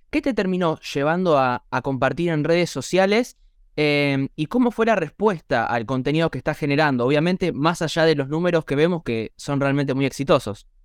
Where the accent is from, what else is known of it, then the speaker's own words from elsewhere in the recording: Buenos Aires, Argentina; soy de Buenos Aires, de Argentina